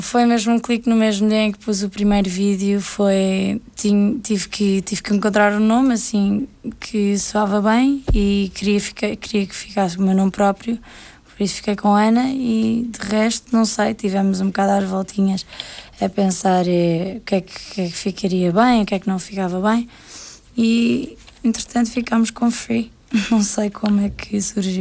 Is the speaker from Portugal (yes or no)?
yes; Portugal; moved away as an adult; now in England, United Kingdom; Saí de Portugal aos 18 anos